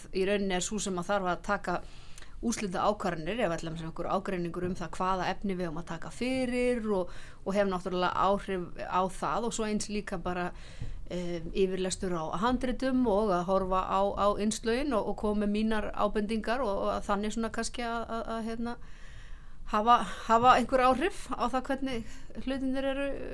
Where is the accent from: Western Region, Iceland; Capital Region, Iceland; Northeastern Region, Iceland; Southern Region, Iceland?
Northeastern Region, Iceland; Akureyri; now in Reykjavík, Iceland; ég er náttúrulega frá Akureyri og þó að ég sé búin að búa lengi enna hérna í, í bænum þá fer bara Akureyringurinn ekkert úr manni